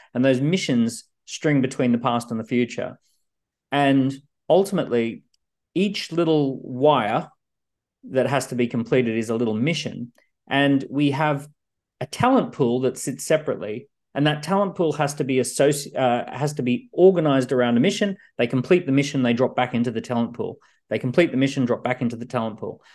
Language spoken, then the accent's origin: English; Australia; now in London, United Kingdom; I'm an Australian living in London